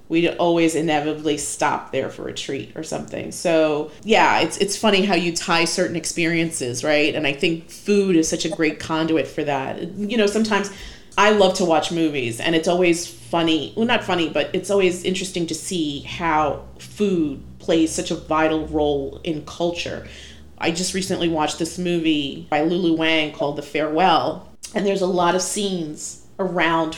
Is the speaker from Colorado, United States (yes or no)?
no; New York City, New York, United States; also born or lived in Sunset Park, Brooklyn; I grew up in Bay Ridge, and when we moved to Bay Ridge, I was born in Sunset Park in Brooklyn, and then when I was about two, we moved to Bay